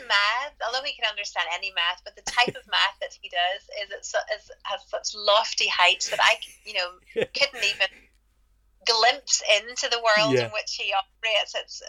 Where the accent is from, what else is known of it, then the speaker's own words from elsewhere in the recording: Belfast, Northern Ireland, United Kingdom; moved away as an adult; now in Nashville, United States; Yeah, well, Keith and I are from Belfast, Northern Ireland, but yeah, we've been living in Nashville, Tennessee, in America for the last nearly 15 years.